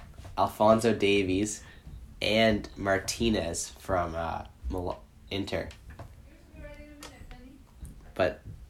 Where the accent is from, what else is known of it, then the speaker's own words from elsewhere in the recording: Canada; Just being Canadian